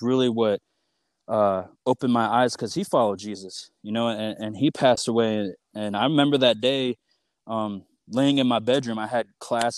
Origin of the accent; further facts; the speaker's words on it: Michigan, United States; moved away as an adult; also born or lived in Lawrence, Kansas; I'm from Michigan, and the college I went to is in Lawrence, Kansas.